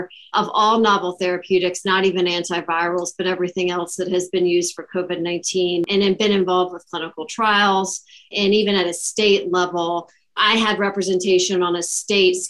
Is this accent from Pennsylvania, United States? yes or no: no; Virginia, United States; also born or lived in Baltimore, Maryland; now in Salt Lake City, United States; I am originally from Virginia